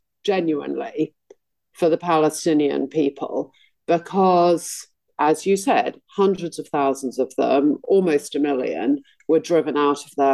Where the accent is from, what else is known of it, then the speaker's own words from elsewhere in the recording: United Kingdom; I want to be proud of being British